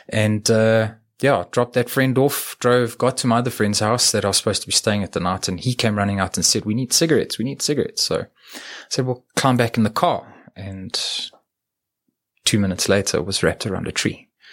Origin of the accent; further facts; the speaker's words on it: Edenvale, Gauteng, South Africa; also born or lived in New Zealand; I was born in Edenvale